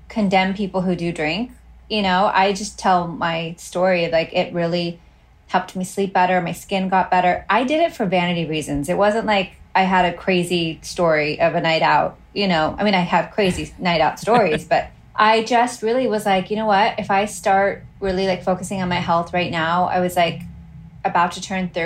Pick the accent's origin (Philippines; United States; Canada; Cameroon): United States; Utah; moved away as an adult; also born or lived in Hawaii; now in Los Angeles, United States; I am originally from Hawaii in Utah. I moved to LA 20 years ago